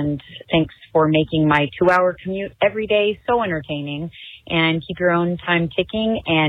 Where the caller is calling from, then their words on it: Los Angeles, California, United States; I'm calling from Los Angeles, California.